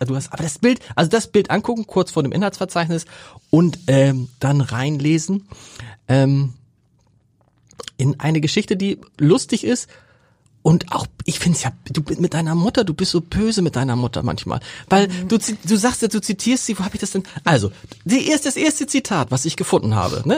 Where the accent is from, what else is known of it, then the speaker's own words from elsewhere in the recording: Hamburg, Germany; weil ich wie sie dort aufgewachsen bin